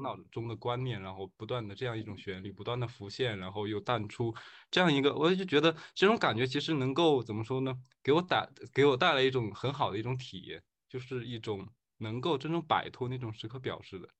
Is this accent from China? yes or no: yes; China; 我们中国人嘛